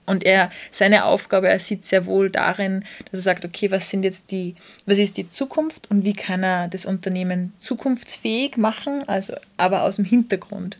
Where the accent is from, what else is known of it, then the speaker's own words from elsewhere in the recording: Austria; bei uns in Österreich